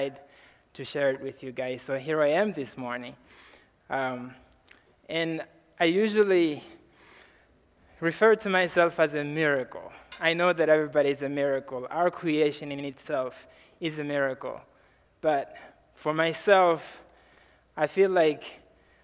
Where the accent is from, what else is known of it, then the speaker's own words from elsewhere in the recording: Mozambique; I'm from Mozambique, Africa